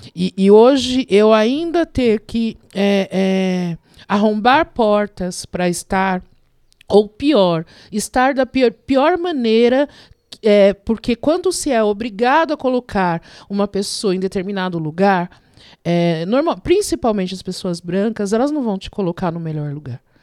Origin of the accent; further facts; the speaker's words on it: Diadema, São Paulo, Brazil; also born or lived in Vila Mariana, São Paulo; Eu sou nascida na Vila Mariana, mas eu moro há mais de 50 anos em Diadema